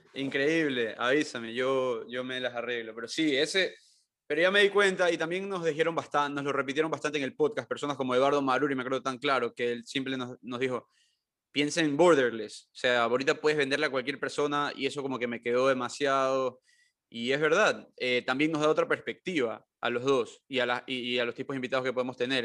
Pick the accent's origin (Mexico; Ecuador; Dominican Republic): Ecuador; ser latino, pero como que ecuatoriano